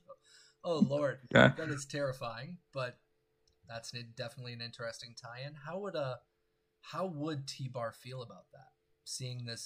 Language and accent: English; Chicago, Illinois, United States; moved away; also born or lived in Evanston; I was born in Evanston and grew up in Chicago as well